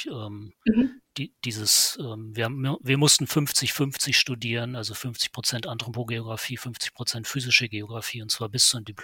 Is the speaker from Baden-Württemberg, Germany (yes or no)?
no; Lünen, North Rhine-Westphalia, Germany; born there; ich muss dazu sagen, ich komme gebürtig aus Lünen, das heißt, ich kenne auch Bochum.